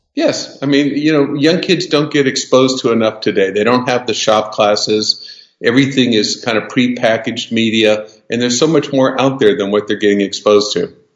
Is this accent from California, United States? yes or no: yes; Southern California, United States; I was born and raised in Southern California in the 50s and 60s